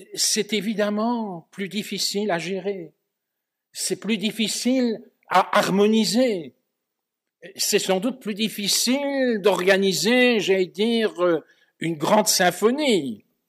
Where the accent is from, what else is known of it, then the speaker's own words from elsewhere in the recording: Belgium; en Belgique on est proche de la France intellectuellement, ne fût-ce que par la langue